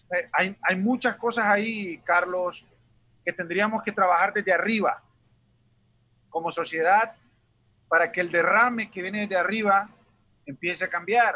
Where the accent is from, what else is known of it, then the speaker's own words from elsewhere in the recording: Honduras; moved away as an adult; now in United States; Nosotros como latinos y como hondureños somos bien dados a las familias